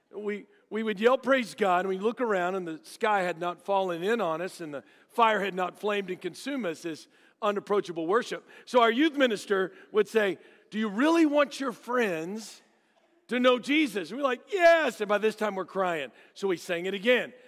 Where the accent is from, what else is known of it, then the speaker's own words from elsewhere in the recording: Dallas, Texas, United States; I grew up in Dallas.